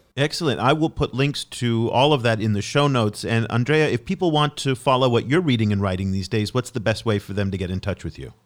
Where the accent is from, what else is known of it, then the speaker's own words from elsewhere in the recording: United States; as an American